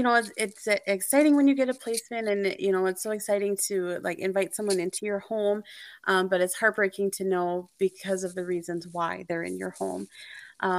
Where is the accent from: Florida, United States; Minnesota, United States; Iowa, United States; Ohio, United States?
Minnesota, United States; I grew up in Minnesota, central Minnesota. We kind of moved around a lot.